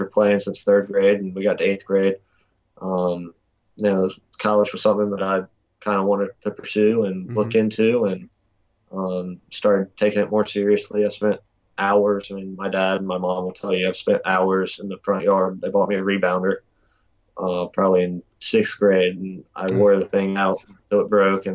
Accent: Eastern North Carolina, United States; coming from Eastern North Carolina

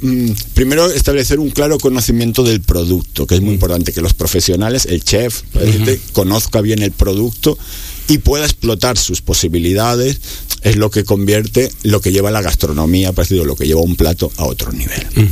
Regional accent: Barcelona, Catalonia, Spain; moved away; Yo soy de Barcelona, como de España

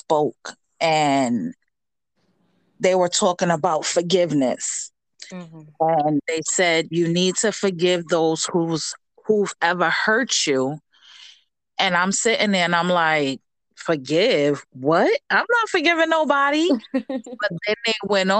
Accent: New York City, New York, United States; also born or lived in Paterson, New Jersey; moved to Spanish Harlem in the house. When I was 4 years old, and I grew up in, you know, the projects all of my life up until a few years ago

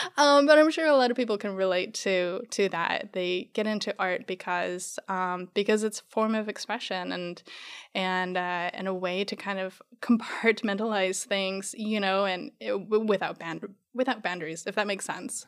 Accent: Arizona, United States; born or raised there; moved away; also born or lived in New Mexico

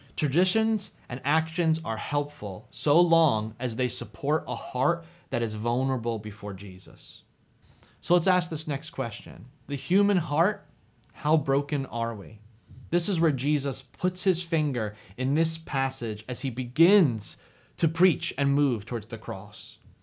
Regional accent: New Jersey, United States; I'm from New Jersey. It's where I preach and do ministry from.

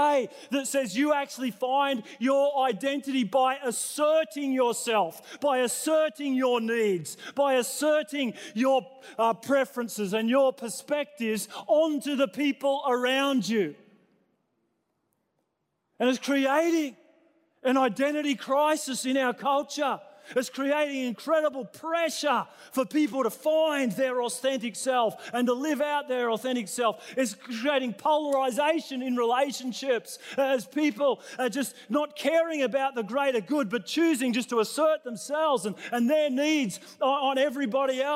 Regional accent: New South Wales, Australia; now in Queensland, Australia; I was born in New South Wales

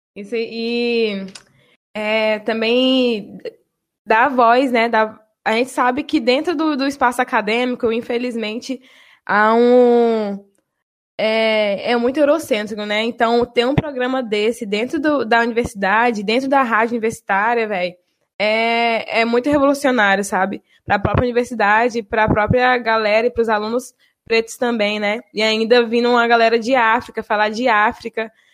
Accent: Bahia, Brazil; moved away as an adult; now in Espírito Santo, Brazil; Eu sou da Bahia, né? Então, sou de Tabatã, na Bahia. E vim para cá, para o Espírito Santo, justamente para estudar

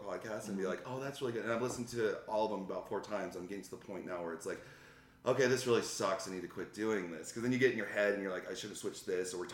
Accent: Conifer, Colorado, United States; moved away; I'm from Conifer. And that's about 45 minutes from Denver

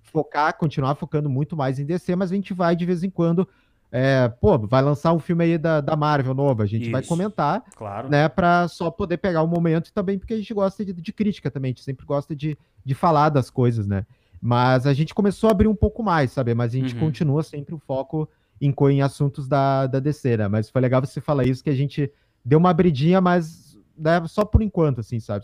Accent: Porto Alegre, Rio Grande do Sul, Brazil; nós somos nós somos aqui de Porto Alegre, Rio Grande do Sul

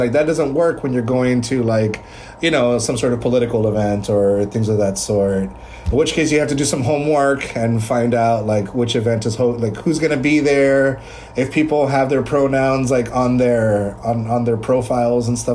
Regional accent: Texas, United States; I'm from Cambio, Texas

